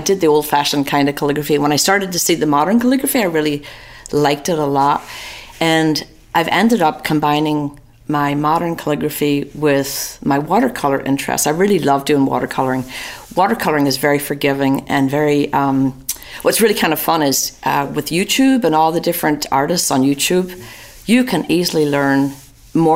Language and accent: English; Newry, Northern Ireland, United Kingdom; moved away as an adult; also born or lived in London, England; now in Atlanta, United States; From Northern Ireland. I was born in a little town called Newry in County Down